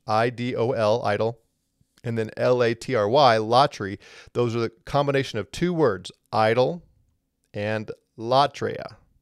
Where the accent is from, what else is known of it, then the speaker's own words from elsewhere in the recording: Missouri, United States; moved away; I'm originally from Missouri, the Show Me State.